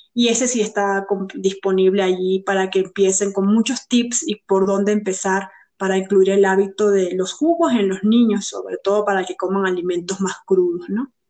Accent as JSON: {"language": "Spanish", "country": "Venezuela", "said": "siendo venezolana"}